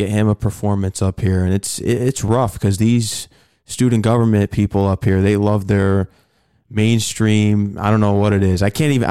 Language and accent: English; Connecticut, United States; I'm from Connecticut.